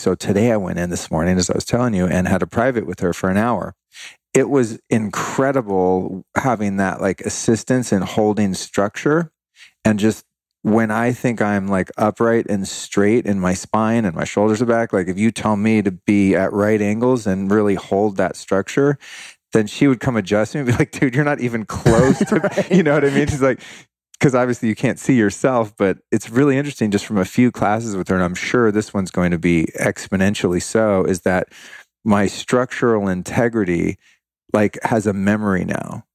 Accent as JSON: {"language": "English", "area": "Bay Area", "region": "California", "country": "United States", "tie": "born or raised there", "said": "I grew up in the Bay Area"}